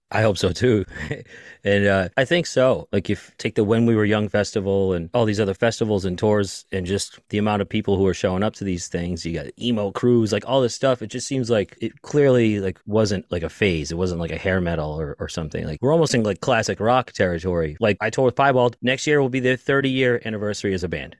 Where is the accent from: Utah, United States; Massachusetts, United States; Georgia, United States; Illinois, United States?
Massachusetts, United States; Boston; I'm from Boston